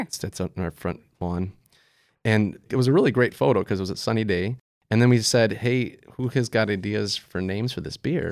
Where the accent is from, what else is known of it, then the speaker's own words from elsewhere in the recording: Wisconsin, United States; moved away as an adult; also born or lived in Colorado; I wanted to move back to my home state